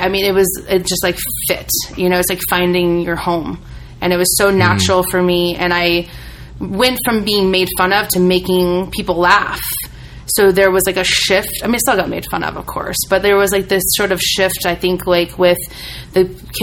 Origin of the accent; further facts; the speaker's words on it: Midwest, United States; growing up in the Midwest